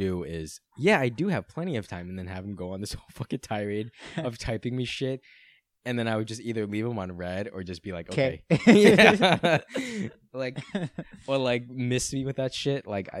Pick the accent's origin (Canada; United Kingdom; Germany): United Kingdom; Brighton, South East England; He's one of those people, and I grew up in Brighton.